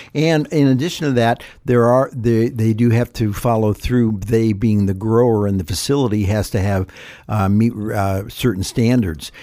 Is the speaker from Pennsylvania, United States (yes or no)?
no; Ohio, United States; now in California, United States; growing up in Ohio, my mother was not a, a creative cook